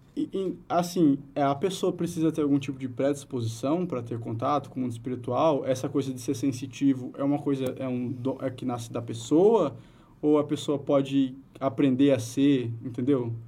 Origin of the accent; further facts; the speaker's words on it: Brazil; eu sou do interior do estado.